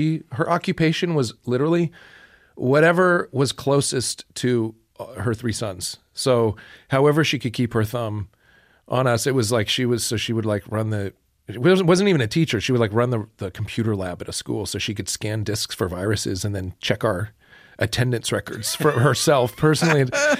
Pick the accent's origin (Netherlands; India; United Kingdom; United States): United States; Niceville, Florida; Niceville, Florida is